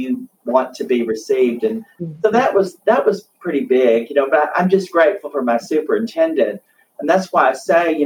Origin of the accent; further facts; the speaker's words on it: the South, United States; moved away as an adult; now in California, United States; I'm from the South